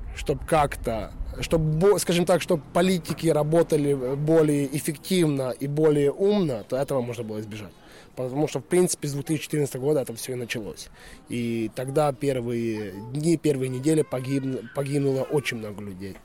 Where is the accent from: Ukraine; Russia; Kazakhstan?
Ukraine; Western Ukraine; moved away as an adult; now in Sweden; Я сам родом с Украины. Семь лет уже живу в Швеции.